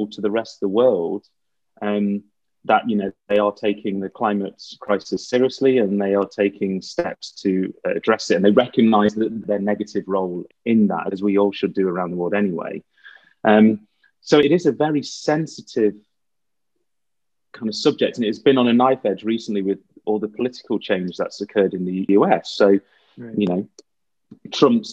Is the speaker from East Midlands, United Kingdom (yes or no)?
yes; Derby, East Midlands, United Kingdom; I am British, so I'm from the East Midlands in England, and from a city called Derby. And growing up, there was an interesting experience